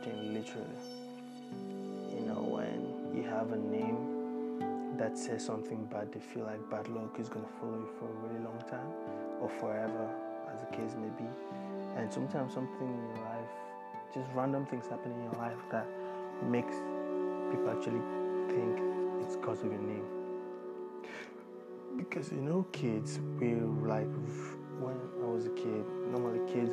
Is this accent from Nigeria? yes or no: yes; Nigeria; moved away as an adult; now in Australia; growing up as African, as a Nigerian rather